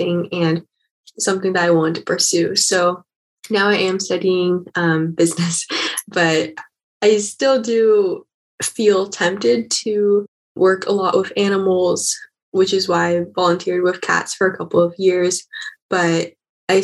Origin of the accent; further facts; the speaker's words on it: Seattle, Washington, United States; I grew up in Seattle, Washington